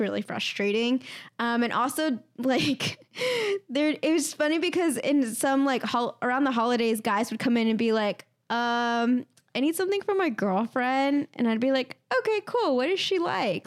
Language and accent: English; Comfort, Texas, United States; my first job was at a pizza place in my hometown